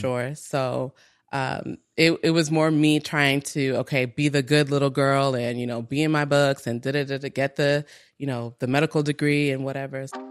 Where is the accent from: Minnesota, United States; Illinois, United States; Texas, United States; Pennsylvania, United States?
Minnesota, United States; moved away as an adult; also born or lived in Togo / Nigeria; grew up in Minnesota